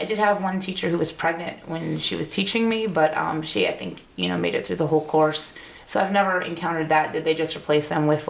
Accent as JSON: {"language": "English", "region": "Northwest Indiana", "country": "United States", "tie": "born or raised there", "moved": "as an adult", "lives_now": "Chicago, United States", "said": "I grew up in Indiana, where it's kind of rural, we have, like, you know, like several acres of land and a pond and, like, horses."}